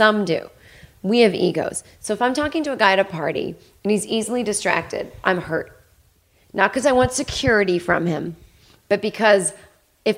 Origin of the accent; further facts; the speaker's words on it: Boston, Massachusetts, United States; We're both from Boston